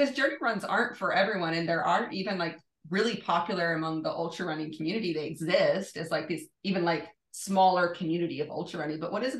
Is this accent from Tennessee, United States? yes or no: yes; Knoxville, Tennessee, United States; moved away; I'm from East Tennessee and I got started running there